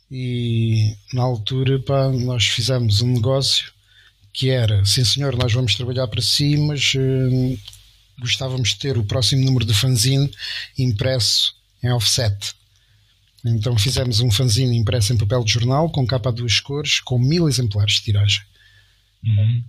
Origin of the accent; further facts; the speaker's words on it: Estremoz, Alentejo, Portugal; lá de Estremoz, da minha terra